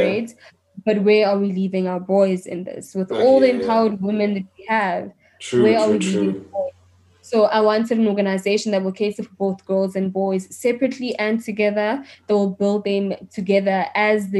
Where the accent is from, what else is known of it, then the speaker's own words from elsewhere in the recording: Mamelodi, Gauteng, South Africa; I'm from Mamelodi